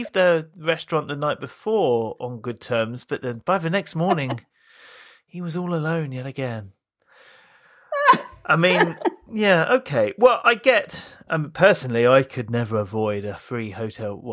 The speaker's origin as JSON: {"language": "English", "region": "Tokyo", "country": "Japan", "said": "Yes, I am from Tokyo."}